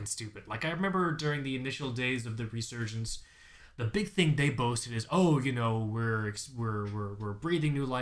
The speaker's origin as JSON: {"language": "English", "region": "Florida", "country": "United States", "said": "I'm from Florida"}